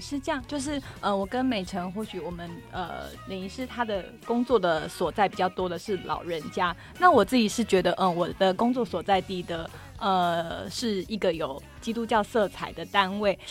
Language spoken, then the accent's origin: Chinese; Kaohsiung, Taiwan; 因为我是高雄人